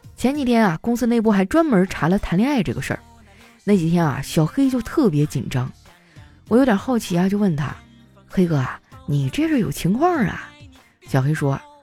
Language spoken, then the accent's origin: Chinese; Northeast China, China; 我们东北人